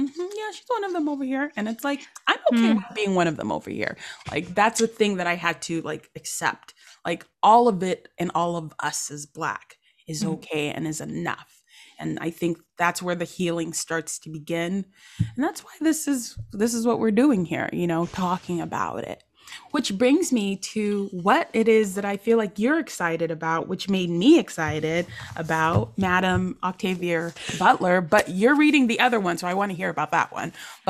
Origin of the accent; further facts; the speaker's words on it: Abeokuta, Ogun State, Nigeria; moved away; also born or lived in Ilesha; I am a Yoruba. I am, you know, I know exactly I'm from Abeokuta. I'm also from Ilesha land.